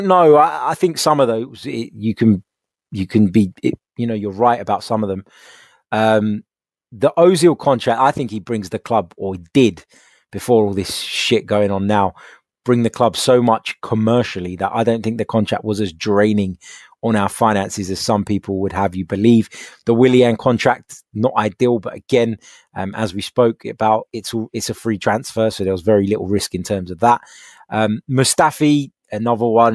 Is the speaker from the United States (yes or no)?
no; England, United Kingdom; Yes, we are English